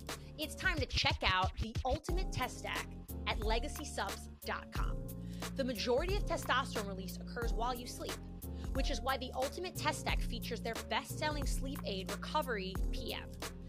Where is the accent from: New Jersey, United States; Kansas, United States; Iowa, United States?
New Jersey, United States; No, it means exactly what you think. I'm from New Jersey.